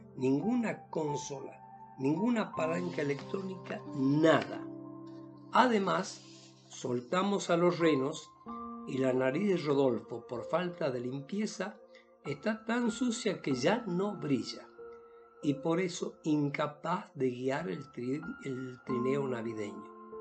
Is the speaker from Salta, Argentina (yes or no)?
yes; Salta, Argentina; soy de Salta, una provincia de la República Argentina